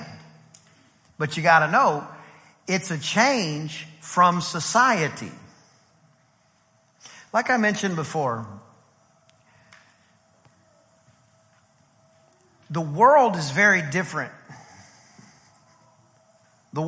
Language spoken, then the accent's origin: English; East Texas, United States; I'm from East Texas